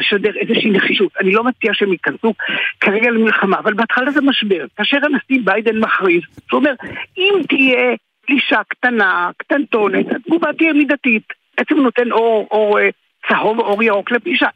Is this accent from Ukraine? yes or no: yes; Kherson, Kherson Oblast, Ukraine; now in Israel; אני יליד חרסון